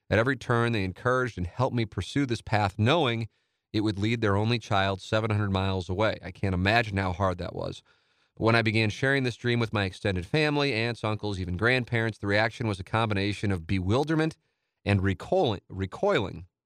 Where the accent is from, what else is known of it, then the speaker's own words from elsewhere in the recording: St. Louis, Missouri, United States; the perception that I was abandoning my hometown by having the ambition to pursue my dream. I thought this phenomenon was unique to my family, but the more I spoke to other friends who left and listened to discussions on TMA, I discovered there is a cultural issue in St. Louis